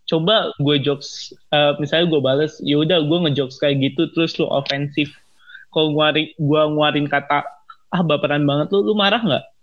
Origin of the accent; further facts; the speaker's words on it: Indonesia; Well, gue ada karena gue emang Chinese mm -hmm. Indonesian